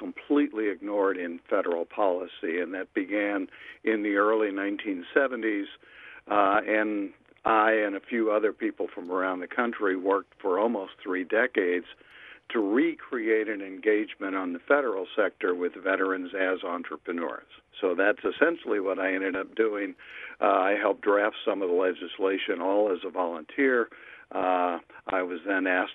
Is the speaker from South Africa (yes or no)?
no; St. Louis, Missouri, United States; I'm from St. Louis.